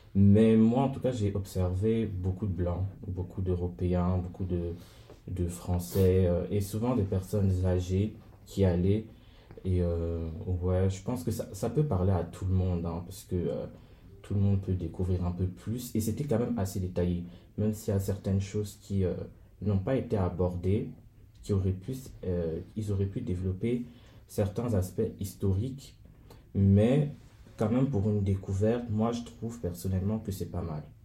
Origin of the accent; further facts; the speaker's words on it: Cameroon; moved away; en tant que Camerounais